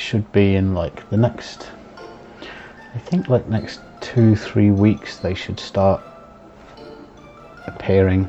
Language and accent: English; Nottingham, East Midlands, United Kingdom; I'm from Nottingham